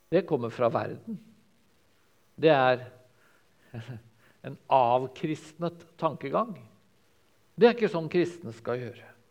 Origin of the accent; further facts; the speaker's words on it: Sørlandet, Southern Norway, Norway; som sørlending